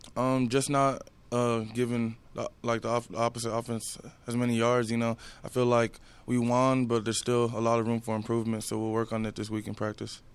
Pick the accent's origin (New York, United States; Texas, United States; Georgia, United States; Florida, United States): Texas, United States; Houston; I grew up in Houston